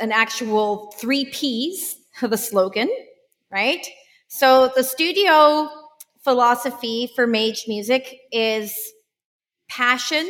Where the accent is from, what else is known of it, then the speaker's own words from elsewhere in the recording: Vancouver Island, British Columbia, Canada; I grew up in Vancouver Island